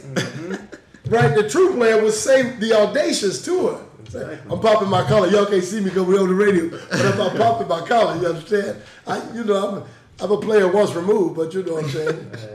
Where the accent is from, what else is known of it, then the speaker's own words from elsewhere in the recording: Seattle, Washington, United States; I'm from Seattle